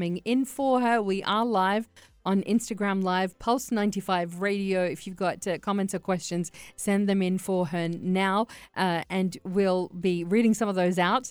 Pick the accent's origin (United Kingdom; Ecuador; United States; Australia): Australia; now in United Arab Emirates; I grew up in Australia